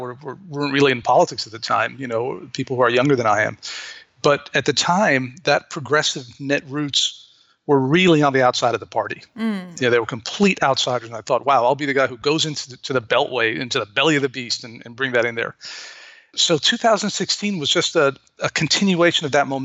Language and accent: English; Beirut, Beirut Governorate, Lebanon; moved away as an adult; now in United States; I'm an American, but I grew up in Beirut. My dad was Lebanese, and I grew up